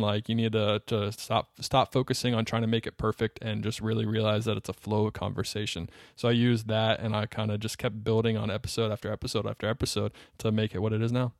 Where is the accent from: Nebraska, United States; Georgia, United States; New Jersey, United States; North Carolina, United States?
North Carolina, United States; Charlotte; I grew up in North Carolina. I grew up in Charlotte, North Carolina.